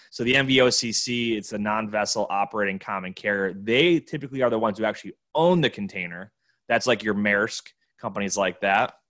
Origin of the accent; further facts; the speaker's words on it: Buffalo, New York, United States; my hometown, Buffalo, New York